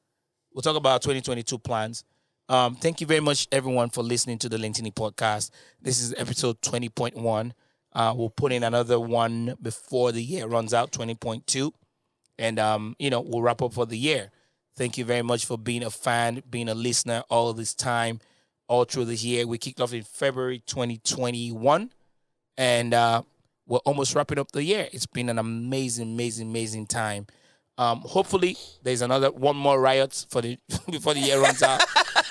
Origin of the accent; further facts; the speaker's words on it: United Kingdom; Yeah, I'm both. I'm British.